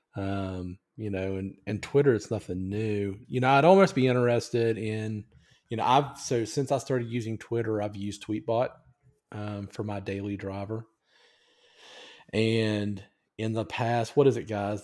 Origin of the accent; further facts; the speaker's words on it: United States; as an American